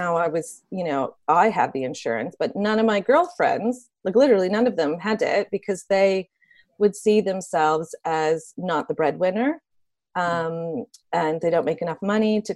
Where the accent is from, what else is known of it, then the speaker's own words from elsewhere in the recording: Canada; moved away as an adult; now in United Kingdom; I'm Canadian